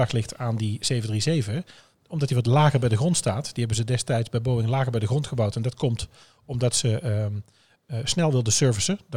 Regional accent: Netherlands

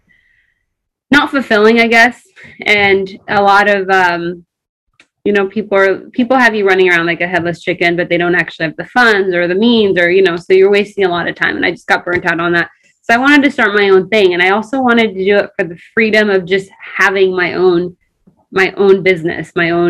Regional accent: Crawfordsville, Indiana, United States; English is a second language; moved away as an adult; also born or lived in Ethiopia; now in Los Angeles, United States; Indiana. So I grew up in Indiana until I was 19.

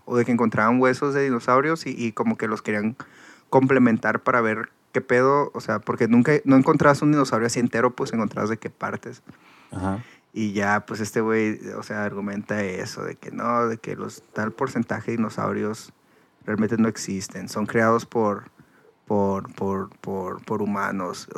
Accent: Mexico; moved away; soy de México

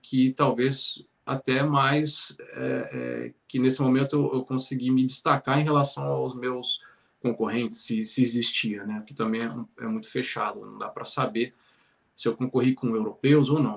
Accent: São Paulo, Brazil; moved away as an adult; also born or lived in Espírito Santo / Ceará / Bahia; now in Ireland; Eu sou natural de São Paulo, né? Então, é, morei lá até os 18 anos

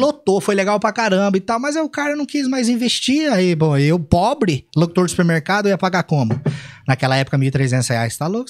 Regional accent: Cambuí, Minas Gerais, Brazil; moved away as an adult; also born or lived in Pouso Alegre; Eu nasci em Pouso Alegre, mas eu vivi a vida toda em Cambuí.

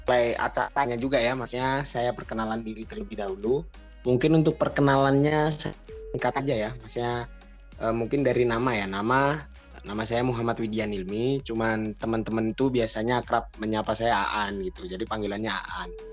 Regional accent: Surakarta, Central Java, Indonesia; Terus untuk asal saya dari Solo Jawa Tengah.

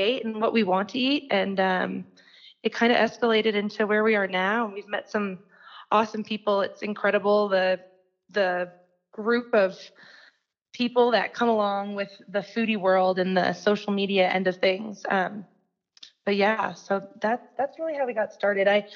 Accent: East Coast, United States; moved away as an adult; also born or lived in Breckenridge, Colorado; now in Denver, United States; We're both originally from the East Coast. Moved out here a little less than 4 years ago.

